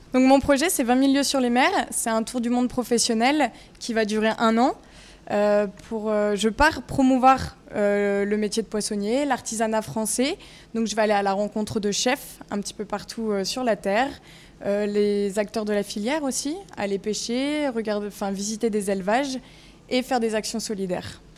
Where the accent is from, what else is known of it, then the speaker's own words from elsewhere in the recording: Vallée de Chevreuse, Île-de-France, France; je viens de la vallée de Chevreuse